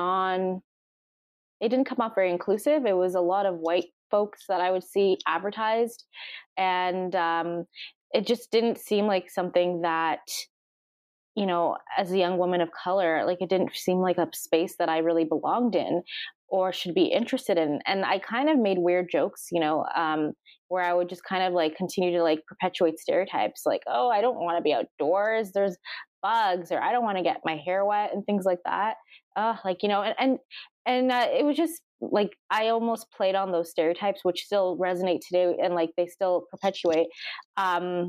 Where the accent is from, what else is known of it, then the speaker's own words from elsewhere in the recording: Toronto, Ontario, Canada; moved away as an adult; now in Yellowknife, Canada; I'm actually from Toronto, Ontario, and I relocated almost 4 years ago